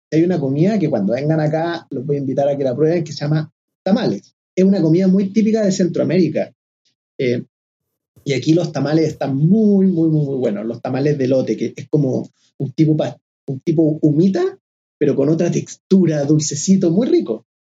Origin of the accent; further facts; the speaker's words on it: Quilpué, Valparaíso, Chile; moved away as an adult; also born or lived in Viña del Mar / Santiago / Cunco / Mexico; nací en Viña del Mar, me crié en Quilpué, la ciudad del sol